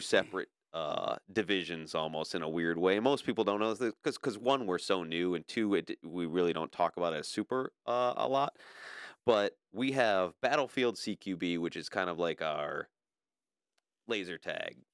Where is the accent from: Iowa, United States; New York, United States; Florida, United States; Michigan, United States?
Michigan, United States; Livonia; I was born and raised in Livonia